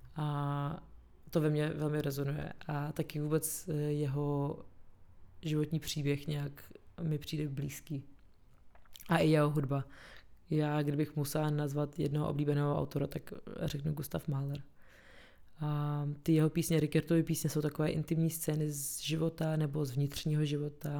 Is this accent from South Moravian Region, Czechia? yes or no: no; Prague, Czechia; also born or lived in Chechnya, Russia / Moscow, Russia / London, United Kingdom / Cologne, Germany; A pak jsme se přestěhovali v roce 95 do Prahy.